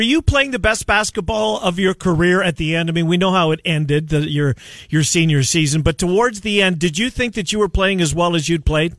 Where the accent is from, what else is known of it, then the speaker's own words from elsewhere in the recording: Winnipeg, Manitoba, Canada; I was born and raised in Winnipeg